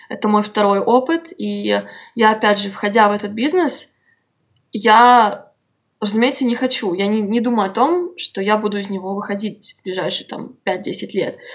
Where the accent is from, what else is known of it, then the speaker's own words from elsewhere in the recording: Moscow, Russia; я стояла лицом к лицу к нему, и я сказала ему, что я из Москвы, и он сказал, что они стараются сделать концерт в Москве.